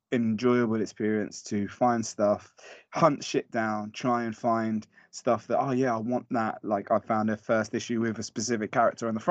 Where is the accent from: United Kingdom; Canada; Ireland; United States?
United Kingdom; London; I'm from West London, shout out West London. And basically around that part of West London, when I was growing up, there always used to be record shops